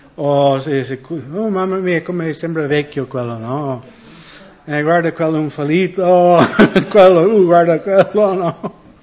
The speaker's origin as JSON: {"language": "Italian", "country": "United States", "second_language": "Italian", "moved": "yes", "said": "io sono americano"}